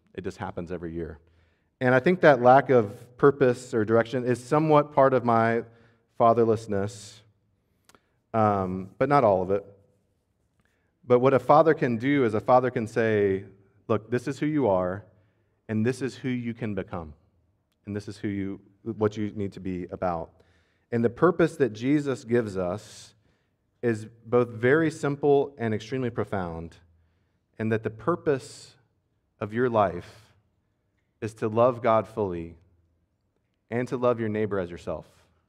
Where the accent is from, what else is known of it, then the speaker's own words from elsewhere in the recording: United States; As an American